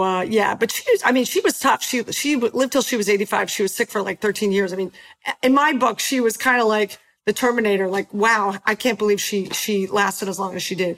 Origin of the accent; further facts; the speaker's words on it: Philadelphia, Pennsylvania, United States; moved away; also born or lived in Los Angeles; We ended in Philadelphia, which was awesome because it's my hometown